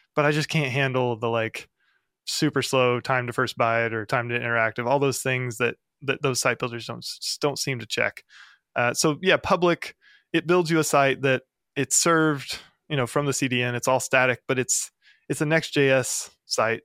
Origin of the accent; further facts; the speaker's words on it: the Ozarks, United States; I'm from the Ozarks in the middle of the U S.